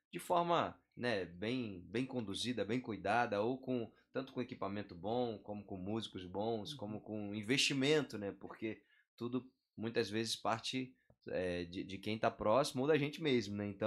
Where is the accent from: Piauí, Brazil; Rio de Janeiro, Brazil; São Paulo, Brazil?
Rio de Janeiro, Brazil; Eu sou carioca, sou natural do Rio de Janeiro. Morava no bairro de Irajá.